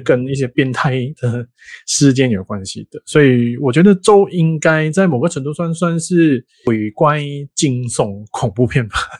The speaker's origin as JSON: {"language": "Chinese", "country": "Malaysia", "said": "我们马来西亚跟泰国是邻国"}